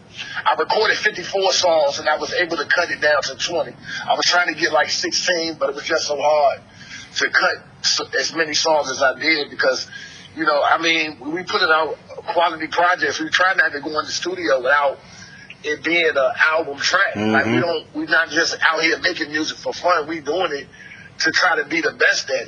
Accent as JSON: {"language": "English", "town": "Newport News", "region": "Virginia", "country": "United States", "said": "I'm from Newport News, Virginia, but you know, Newport News and Hampton is like one big city"}